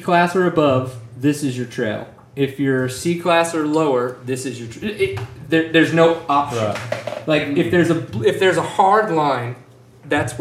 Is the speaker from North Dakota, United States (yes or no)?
no; New Orleans, Louisiana, United States; now in Texas, United States; growing up in New Orleans